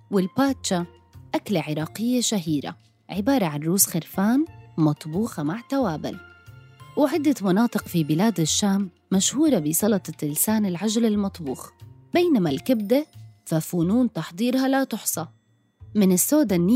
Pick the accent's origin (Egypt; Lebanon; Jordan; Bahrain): Jordan; accent: Jordanian; اعذروني لهجتي الأردنية على قدي